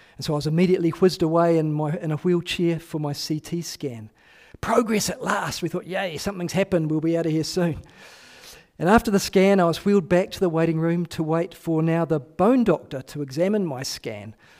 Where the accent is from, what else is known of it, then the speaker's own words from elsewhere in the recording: New Zealand; I am a New Zealander